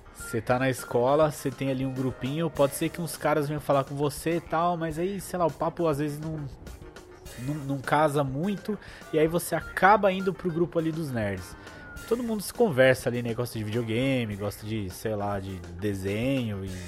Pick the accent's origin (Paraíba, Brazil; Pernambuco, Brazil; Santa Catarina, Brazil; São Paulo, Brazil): São Paulo, Brazil; Eu nasci no bairro do Bancários, Santana, né? Grande Santana. Mas aos dois anos eu já mudei de casa e eu vim morar com minha mãe e minha avó, que é até onde eu moro atualmente. Minha mãe e minha avó na zona norte de São Paulo.